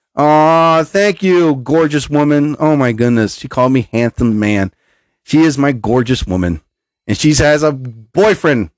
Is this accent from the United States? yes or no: yes; New Jersey, United States; I'm from New Jersey.